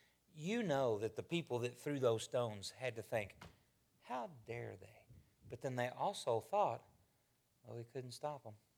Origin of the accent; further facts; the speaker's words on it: Arkansas, United States; I'm from Arkansas.